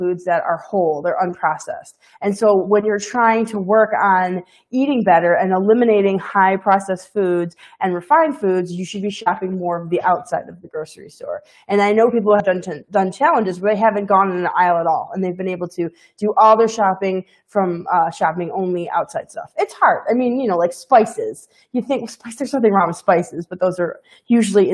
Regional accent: Midwest, United States; I'm from the Midwest.

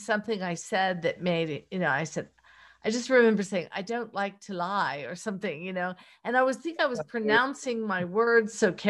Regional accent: Pittsburgh, Pennsylvania, United States; accent: Pittsburgh; Well, I had a Pittsburgh accent at the time. And I don't know if you're familiar with that, but it's very colloquial.

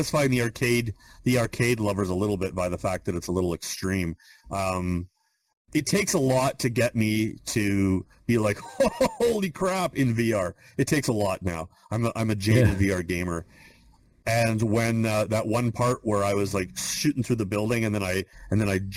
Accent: Canada; I'm from Canada

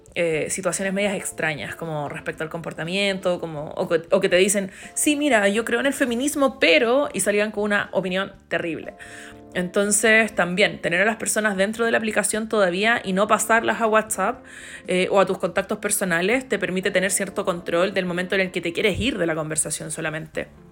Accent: Chile

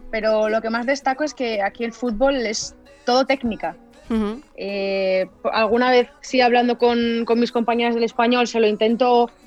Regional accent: Spain; moved away as an adult; Porque vine de España, que, no había parón, y yo aquí he estado compitiendo prácticamente desde, desde mayo, cosa que en España es todo, lo contrario.

